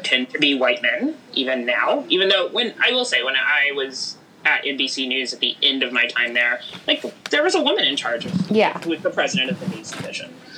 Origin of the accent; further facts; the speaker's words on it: Houston, Texas, United States; I grew up in Houston, Texas